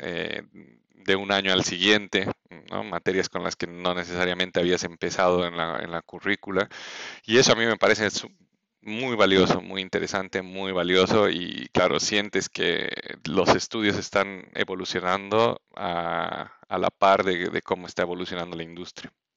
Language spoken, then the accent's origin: Spanish; Bolivia; first language Spanish; moved away as an adult; also born or lived in Mexico; yo siendo boliviano quería mm, eh, eventualmente, quiero eventualmente volver a ejercer en mi país